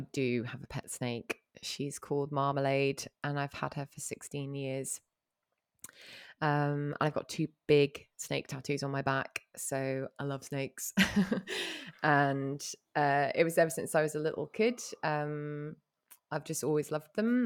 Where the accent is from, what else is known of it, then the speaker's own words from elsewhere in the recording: Hong Kong; growing up in Hong Kong